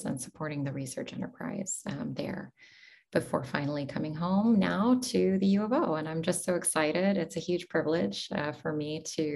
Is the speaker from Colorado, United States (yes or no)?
no; Portland, Oregon, United States; moved away as an adult; also born or lived in United Arab Emirates / Doha, Qatar / Pittsburgh; now in Eugene, United States; I was born and raised in Portland, Oregon.